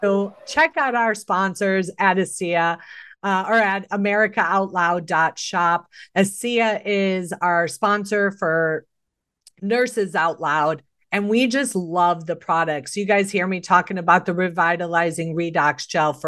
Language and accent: English; Chicago, Illinois, United States; I was born and raised in Chicago